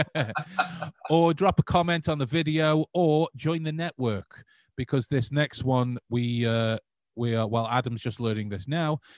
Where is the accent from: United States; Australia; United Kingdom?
United Kingdom; England; we we are proud English men